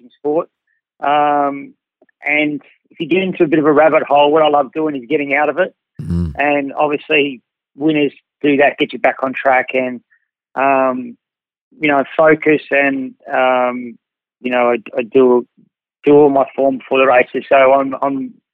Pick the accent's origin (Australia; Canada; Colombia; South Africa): Australia; Adelaide, South Australia; also born or lived in Macau / Queensland; I'm a Glenelg boy. I come from Adelaide.